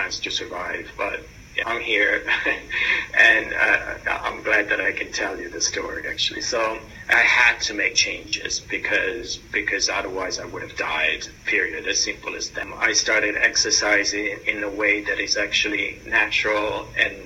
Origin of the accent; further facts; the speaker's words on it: Italy; moved away as an adult; also born or lived in New York, United States; now in London, United Kingdom; I was born and raised in Italy, moved to New York for an exchange program where I lived for 18 and a half years, and then moved for personal reason here to London from the United States.